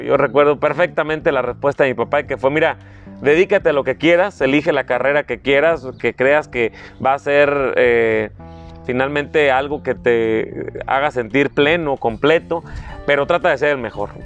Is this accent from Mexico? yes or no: yes; La Huacana, Michoacán, Mexico; also born or lived in Morelia; mi familia, paterna, materna, ambos originarios de ahí del municipio de La Huacana, prácticamente toda la vida hemos estado ahí